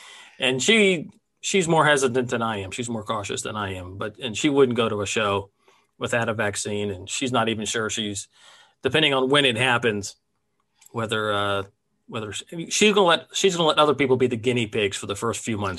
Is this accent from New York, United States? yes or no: no; Silver Spring, Maryland, United States; Well, I grew up right outside Washington, D.C. in Silver Spring, Maryland. And my parents were big bluegrass fans.